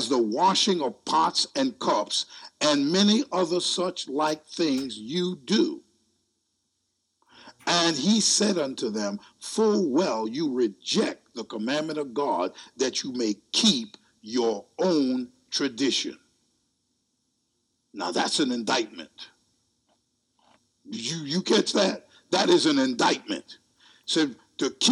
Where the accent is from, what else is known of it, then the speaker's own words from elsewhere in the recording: United States; I'm American